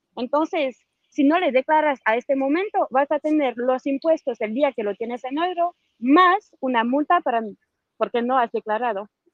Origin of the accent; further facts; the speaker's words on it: France; Yo soy de Francia